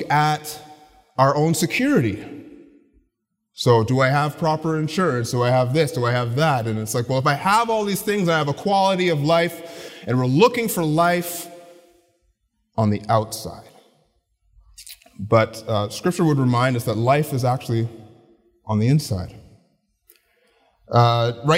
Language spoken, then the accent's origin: English; Ottawa, Ontario, Canada; I grew up in the Ottawa area